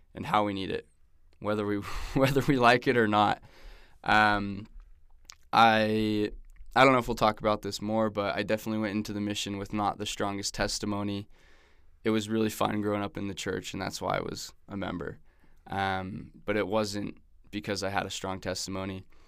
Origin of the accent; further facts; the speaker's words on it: Newport Beach, California, United States; moved away as an adult; also born or lived in Arizona / Manaus, Brazil; now in Provo, United States; I grew up in Newport Beach